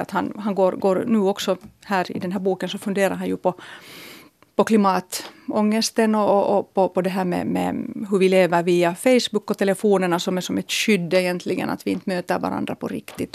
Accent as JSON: {"language": "Swedish", "town": "Helsinki", "region": "Uusimaa", "country": "Finland", "tie": "born or raised there", "said": "min hemstad"}